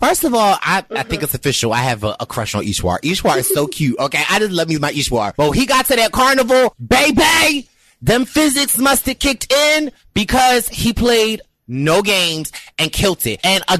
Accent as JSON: {"language": "English", "town": "Philadelphia", "region": "Pennsylvania", "country": "United States", "said": "you know I'm from Philly."}